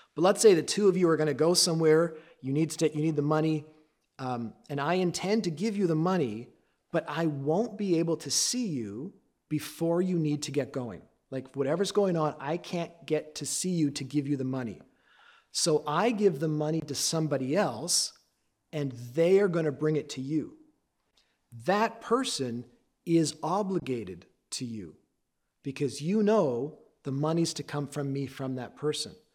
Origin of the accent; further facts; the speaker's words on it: Canada; I am Canadian. My dad's side, my, on my dad's side, he was Dutch. On my mom's side, she was Scottish and English